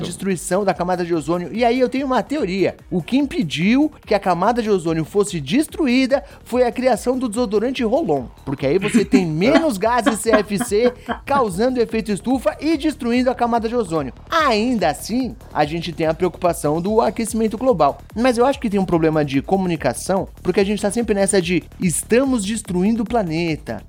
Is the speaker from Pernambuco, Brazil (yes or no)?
no; São Paulo, Brazil; Sendo paulista